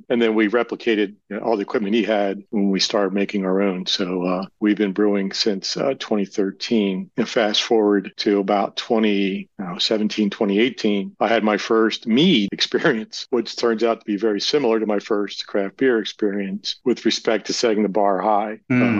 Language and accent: English; Philadelphia, Pennsylvania, United States; also born or lived in State College, Pennsylvania; originally born in Philadelphia back in 1959